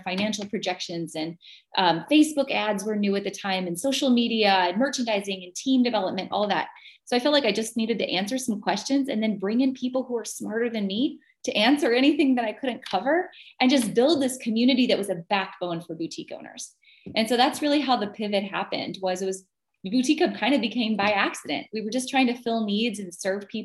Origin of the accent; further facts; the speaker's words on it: North Dakota, United States; moved away as an adult; now in Wisconsin, United States; originally I'm from North Dakota and that's not exactly a fashion mecca. I grew up in a small town